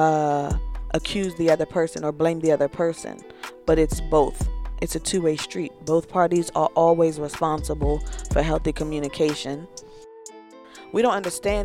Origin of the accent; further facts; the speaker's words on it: the South, Southern United States, United States; I was born in the South, raised from a very Southern perspective.